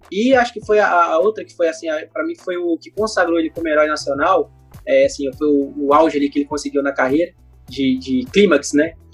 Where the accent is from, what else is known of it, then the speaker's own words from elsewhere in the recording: Rio de Janeiro, Brazil; Ó, eu sou carioca, então lá no Rio a gente chama de biscoito.